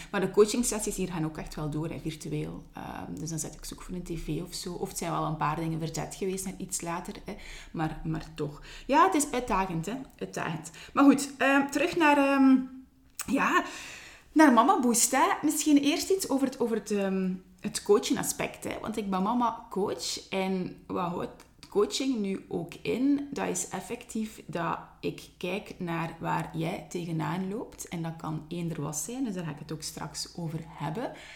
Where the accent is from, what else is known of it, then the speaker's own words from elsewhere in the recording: Ghent, Flanders, Belgium; accent: Ghent; mijn Gens accent